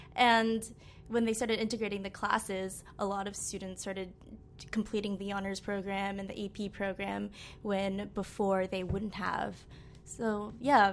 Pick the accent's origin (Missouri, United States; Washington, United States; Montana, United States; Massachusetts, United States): Massachusetts, United States; Amherst; now in New York, United States; I grew up in Amherst, Massachusetts, which is a really small liberal town in Western Mass